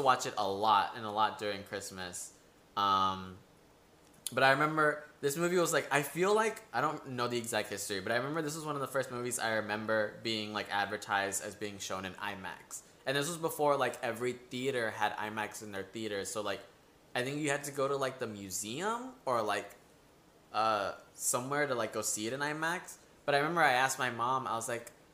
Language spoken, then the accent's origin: English; Mexico; moved away; I am from Mexico